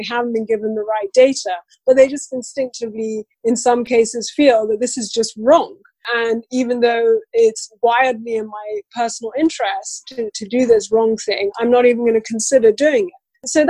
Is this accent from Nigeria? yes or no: yes; Nigeria; As a Black woman, as a Nigerian, those characteristics that I have more of an impact on how people treat me